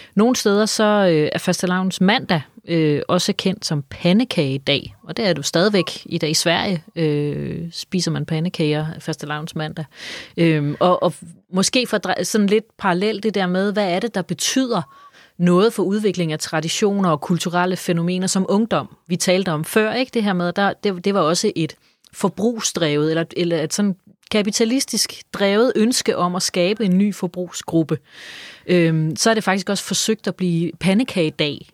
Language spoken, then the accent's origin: Danish; Funen, Southern Denmark, Denmark; jeg er jo fra Fyn